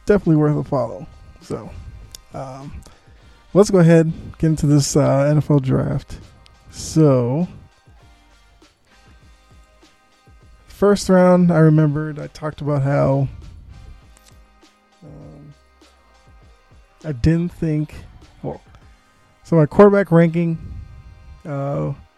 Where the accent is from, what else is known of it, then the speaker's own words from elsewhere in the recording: Boston, Massachusetts, United States; moved away; I'm from Boston